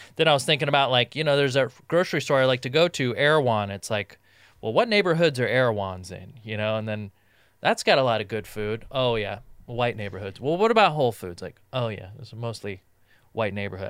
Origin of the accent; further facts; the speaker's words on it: Southern California, United States; growing up in Southern California